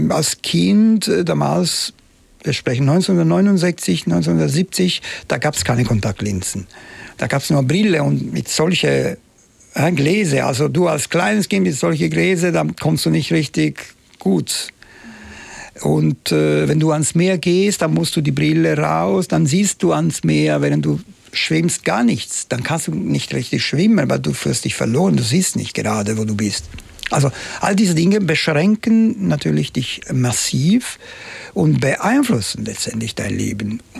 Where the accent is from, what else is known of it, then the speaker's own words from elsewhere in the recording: Palermo, Sicily, Italy; German is a second language; das Ende der 60er Jahre ich lebte in Palermo, meine Heimatstadt, und die war natürlich noch nicht so. Wir haben ein bisschen am Rand der Stadt gelebt